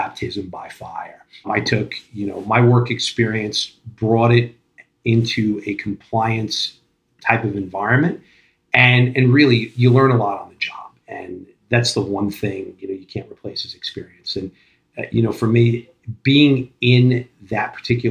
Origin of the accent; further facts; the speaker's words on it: Long Island, New York, United States; moved away as an adult; also born or lived in Brooklyn; now in New Jersey, United States; Born and raised on Long Island, moved into Brooklyn when I was 22